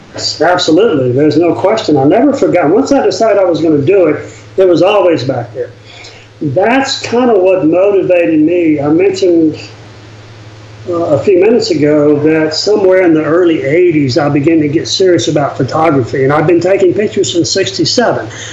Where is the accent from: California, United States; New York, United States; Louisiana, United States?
Louisiana, United States; I grew up in Louisiana in, in an era and um, in a family that really didn't travel much